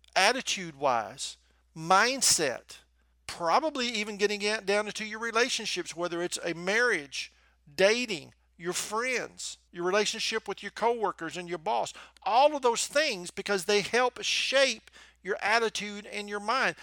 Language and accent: English; the South, United States; accent: Southern; in case you couldn't tell from my accent, I'm from the South